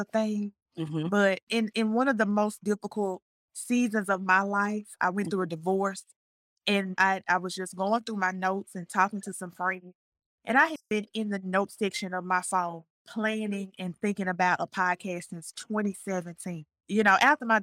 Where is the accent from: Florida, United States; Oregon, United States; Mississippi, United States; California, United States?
Mississippi, United States; Jackson; moved away as an adult; also born or lived in Hattiesburg, Mississippi / McComb, Mississippi; now in Martinez, Georgia, United States; I am from Jackson, Mississippi. I left Jackson, Mississippi